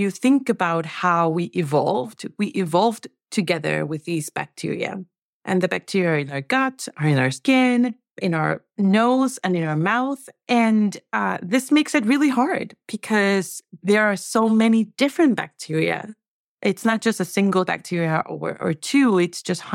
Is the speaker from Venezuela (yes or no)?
yes; Venezuela; moved away; I'm from Venezuela. And I think that one of the things that had to go in every meal growing up was plantains